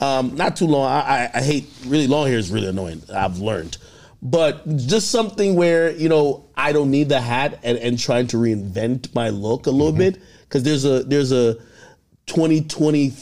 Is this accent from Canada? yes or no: no; Jamaica; I'm from Jamaica